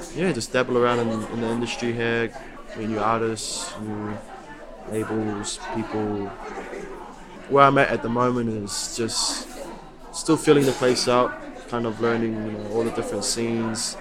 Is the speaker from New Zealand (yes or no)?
yes; Christchurch, Canterbury, New Zealand; moved away as an adult; now in London, United Kingdom; I came straight from Christchurch